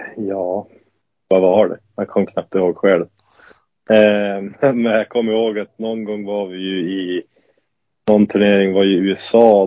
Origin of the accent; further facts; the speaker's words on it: Lycksele, Västerbotten County, Sweden; moved away; det var ju i Lycksele då, där jag är uppvuxen och är född